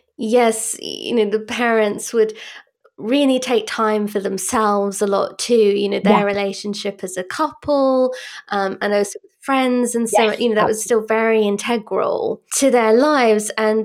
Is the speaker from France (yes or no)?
yes; France; also born or lived in United Kingdom; I grew up partly in France